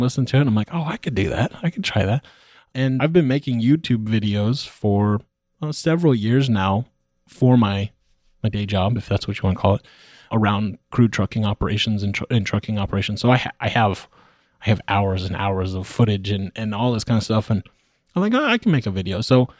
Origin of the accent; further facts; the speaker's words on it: California, United States; also born or lived in Texas; now in Oklahoma City, United States; The story, I'm from California originally. I was living in Texas. I now live in Oklahoma City, Oklahoma.